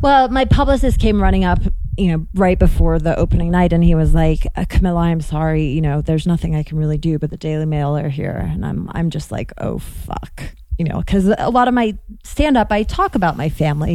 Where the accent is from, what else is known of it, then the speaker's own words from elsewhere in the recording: London, United Kingdom; moved away; also born or lived in Chicago; I grew up in London